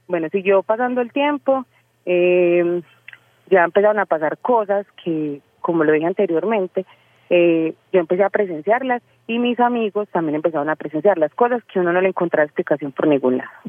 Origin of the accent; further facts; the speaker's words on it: Medellín, Antioquia, Colombia; soy de Medellín.